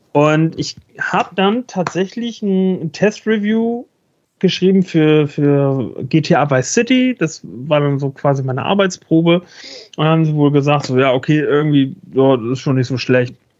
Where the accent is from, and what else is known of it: Northern Germany, Germany